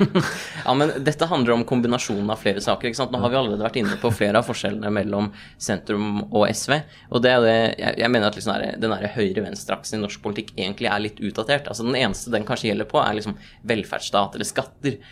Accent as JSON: {"language": "Norwegian", "town": "Nordre Follo", "region": "Akershus", "country": "Norway", "said": "jeg har fått vært innvalgt i kommunestyret i Nordre Follo, hvor vi begge er fra"}